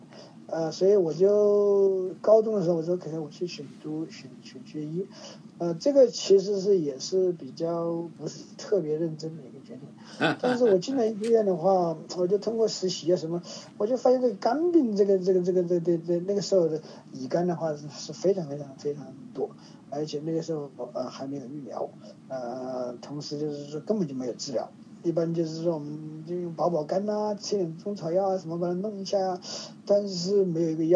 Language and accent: Chinese; China; 因为我是在大陆长大的